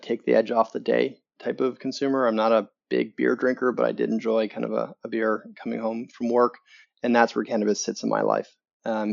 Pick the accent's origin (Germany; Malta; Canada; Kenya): Canada; accent: Canadian; moved away as an adult; now in Chicago, United States; Originally from Canada. And then came to the US a number of years ago